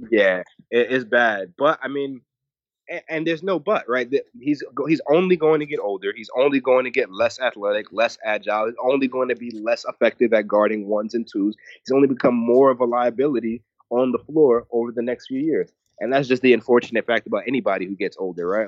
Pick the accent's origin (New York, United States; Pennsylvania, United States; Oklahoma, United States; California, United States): New York, United States; New York City; here in my hometown in Brooklyn